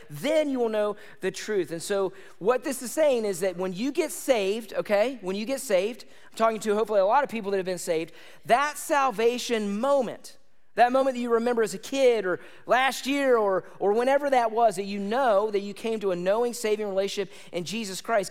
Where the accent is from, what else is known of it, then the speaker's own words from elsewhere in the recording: United States; I like being an American